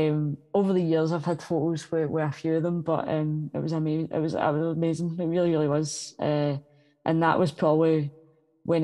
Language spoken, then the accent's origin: English; Glasgow, Scotland, United Kingdom; I come from North Glasgow